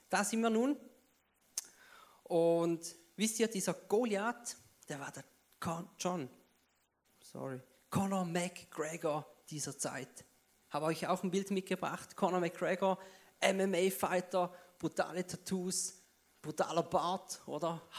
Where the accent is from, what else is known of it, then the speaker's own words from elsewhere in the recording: Switzerland; Ja, ich bin Schweizer, man hört es vielleicht.